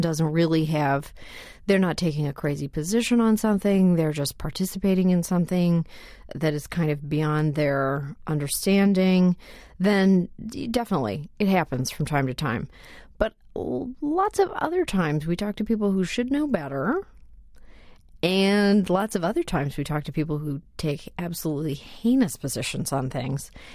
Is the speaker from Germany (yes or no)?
no; Canada; moved away; I'm Canadian by birth.